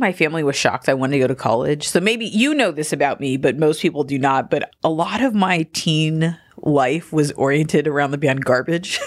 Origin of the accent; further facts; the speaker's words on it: Gardena, California, United States; moved away as an adult; also born or lived in Philadelphia; I grew up in Gardena.